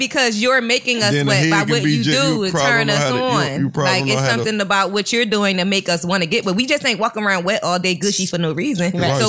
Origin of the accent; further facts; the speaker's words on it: Philadelphia, Pennsylvania, United States; I'm from Philly.